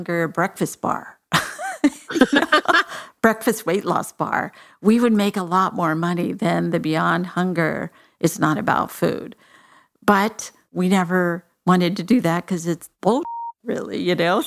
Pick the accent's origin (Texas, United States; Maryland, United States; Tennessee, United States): Texas, United States; I'm from Texas